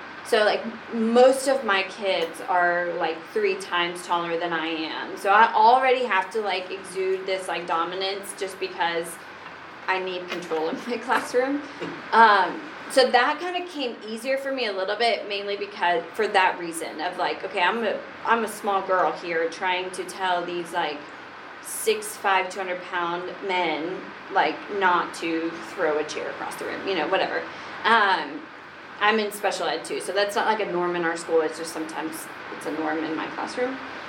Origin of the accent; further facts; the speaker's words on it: Brentwood, United States; Like, we grew up in Brentwood, and she was like, nobody here is Hispanic.